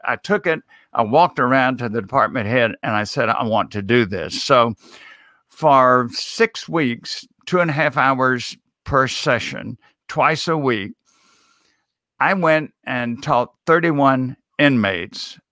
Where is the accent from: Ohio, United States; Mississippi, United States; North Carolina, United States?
Mississippi, United States; I was a, a student in my home state of Mississippi at Millsaps College